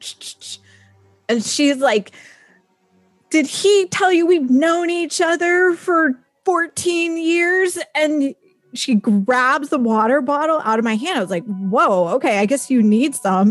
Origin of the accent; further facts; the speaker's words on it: Northern California, United States; California and like Northern California, just like me